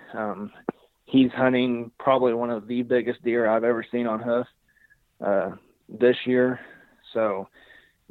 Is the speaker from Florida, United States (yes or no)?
no; Southern Illinois, United States; I'm from Southern Illinois